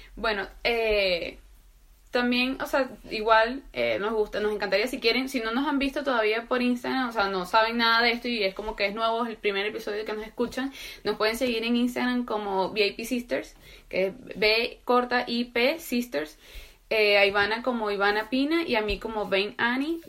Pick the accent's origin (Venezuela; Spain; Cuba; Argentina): Venezuela; moved away; also born or lived in Colombia; para nosotros como venezolanos era muy común tener amigos, vecinos que fueran colombianos